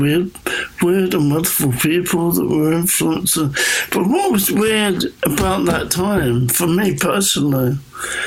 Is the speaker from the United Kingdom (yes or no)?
yes; England, United Kingdom; growing up in England